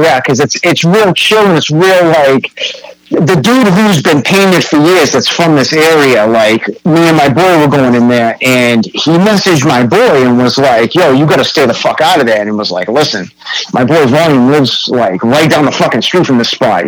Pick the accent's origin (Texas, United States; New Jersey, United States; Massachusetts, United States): Massachusetts, United States; North Shore; growing up on the North Shore